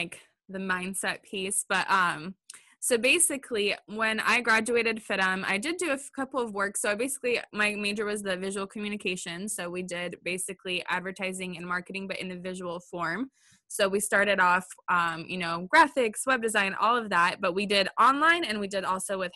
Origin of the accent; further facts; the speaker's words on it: California, United States; moved away as an adult; growing up in California, I was always like, I'm never leaving California. I'm a California girl forever